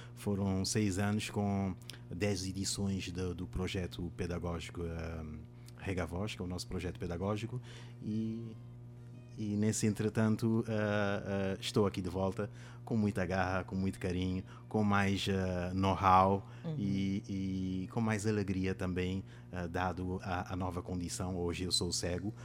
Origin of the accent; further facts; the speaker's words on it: Mindelo, São Vicente, Cape Verde; first language Cape Verdean Creole (Sampadjudo); Portuguese is a second language; moved away as an adult; now in João Pessoa, Brazil; Sou africano da República de Cabo Verde e da cidade de Mindelo, né, cidade natal da, da Cesária Évora